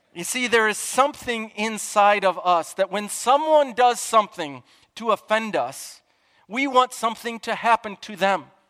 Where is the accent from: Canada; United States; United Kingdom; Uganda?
United States; Chicago, Illinois; I'm from Chicagoland